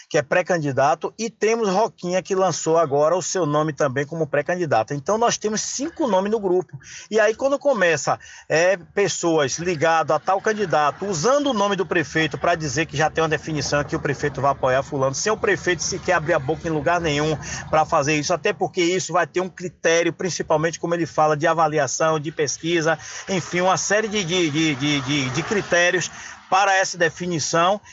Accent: São Félix, Bahia, Brazil; o povo da minha terra

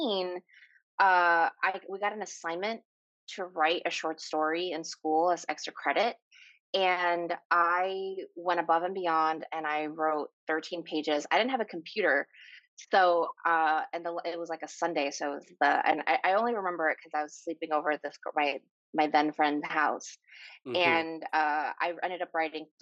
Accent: New York City, New York, United States; born or raised there; English is a second language; also born or lived in Guayaquil, Ecuador

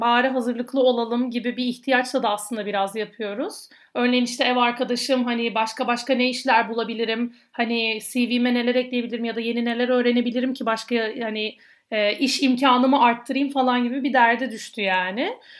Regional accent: Adana, Turkey; ben Adanalı olduğum için, e, çamaşır suyu, daha doğrusu hipo, hipo demekten kendimi alamıyorum

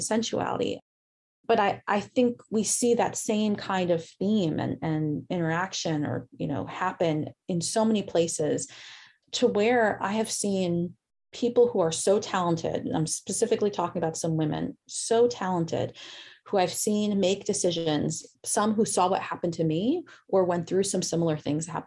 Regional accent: New York, United States; accent: New York; moved away; My New York just came out, fools. I'm from New York originally.

